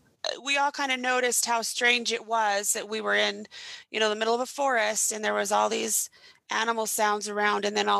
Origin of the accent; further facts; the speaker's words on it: Idaho, United States; now in Utah, United States; We're both originally from Idaho, but I now live in Utah